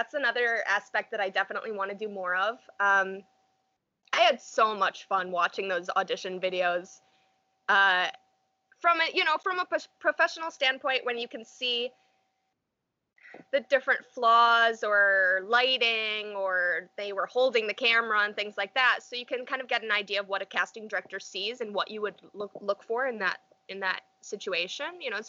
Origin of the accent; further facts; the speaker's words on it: New York, United States; it's not exactly where I grew up, but it's my hometown, so to speak. So I can get a lot more in touch with nature here. We're on the Erie Canal